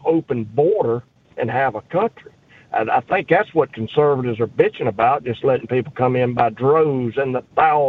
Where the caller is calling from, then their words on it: Terry, Mississippi, United States; Terry, Mississippi.